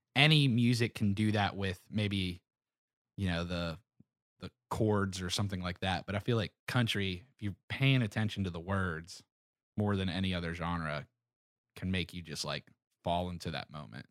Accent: Pittsburgh, Pennsylvania, United States; I'm from Pittsburgh

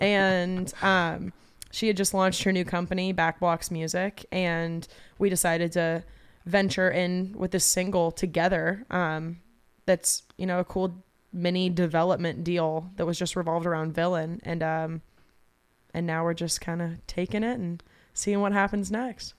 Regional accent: Atlanta, Georgia, United States; also born or lived in Athens, Georgia; born and raised in Atlanta. Um, I was there until I was eighteen, graduated high school.

